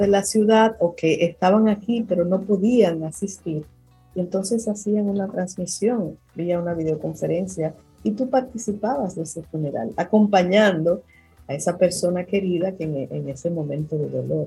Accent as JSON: {"language": "Spanish", "country": "Dominican Republic", "said": "nosotros como dominicanos"}